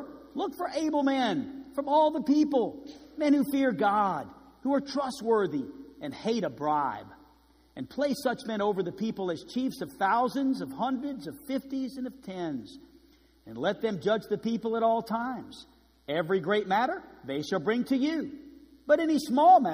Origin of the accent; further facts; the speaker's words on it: New Orleans, Louisiana, United States; moved away; I grew up in New Orleans, Louisiana, in a Roman Catholic church.